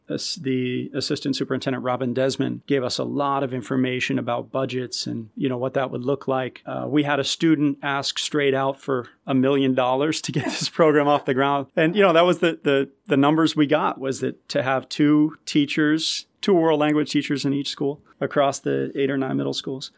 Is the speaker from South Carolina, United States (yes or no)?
no; Malden, Massachusetts, United States; I grew up in Malden, so, you know, a pretty diverse community